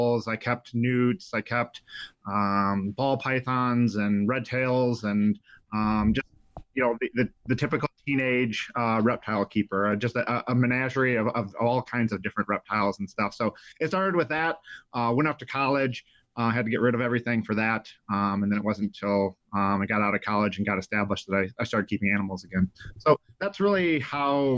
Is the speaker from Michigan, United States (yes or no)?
yes; Jackson, Michigan, United States; I grew up in Jackson, Michigan, tons of swamps